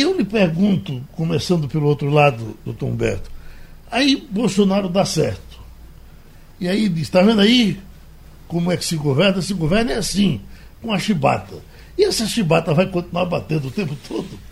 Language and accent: Portuguese; Brazil; nós somos brasileiros, nascemos aqui, moramos aqui, estamos aqui, vamos ficar aqui